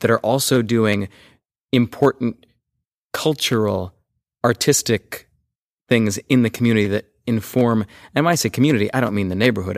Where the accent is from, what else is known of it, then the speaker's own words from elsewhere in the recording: Los Angeles, California, United States; I grew up in Sherman Oaks